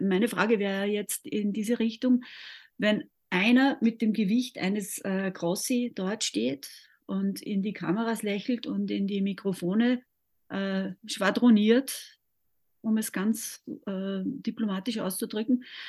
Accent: Austria; bei uns in Österreich

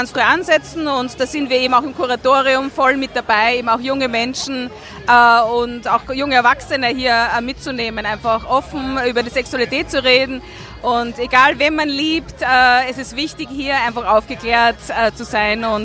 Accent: Vienna, Austria; ich komme aus Marehilf, politisch auch gesehen

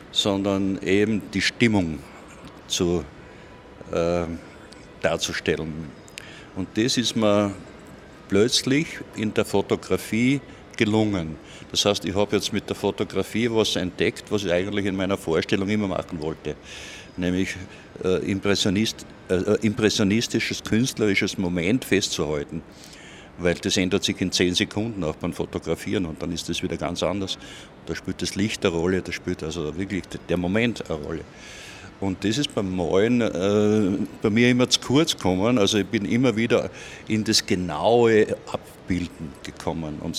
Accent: Irdning, Styria, Austria; Und ich bin aus Irdning.

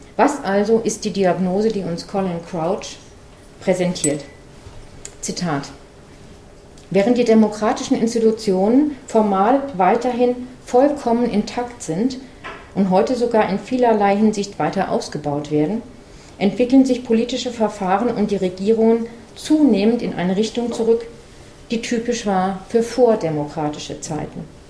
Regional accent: Frankfurt am Main, Hesse, Germany; in meiner Heimatstadt Frankfurt am Main

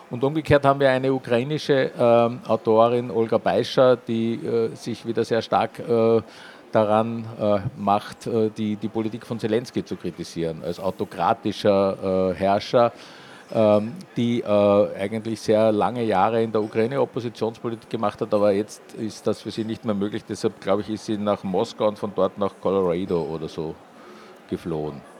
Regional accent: Vienna, Austria; accent: Viennese; Wir sind ein Wiener Verlag, für die, die es jetzt noch nicht gehört haben in meinem Idiom, aber es war wahrscheinlich nicht so schwer, das herauszuhören.

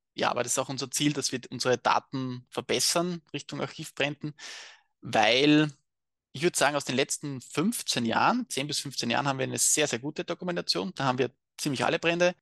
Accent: Austria; bei uns in Österreich

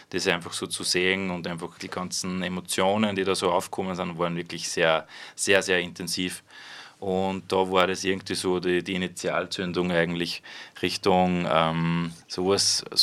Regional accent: Freistadt, Upper Austria, Austria; ich komme aus Freistadt, arbeite momentan in einem Jugendzentrum, betreue dort die Jugendherberge in Freistadt.

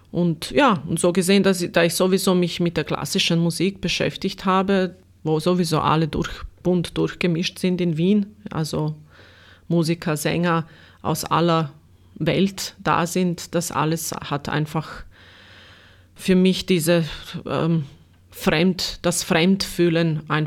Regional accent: Sarajevo, Federation of Bosnia and Herzegovina, Bosnia & Herzegovina; German is a second language; now in Austria; da, wo ich aufgewachsen bin, äh, in Sarajevo eben in Bosnien, es ist dieselbe Kultur, derselbe Kulturkreis, das, dieselbe Geschichte und war nichts Neues für mich hier, bis auf die Sprache natürlich.

